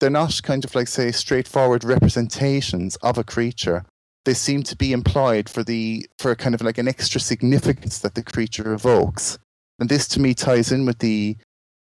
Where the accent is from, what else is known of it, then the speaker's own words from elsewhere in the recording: Ireland; moved away as an adult; now in England; I'm from Ireland and I've lived in England like for the last sort of 26 years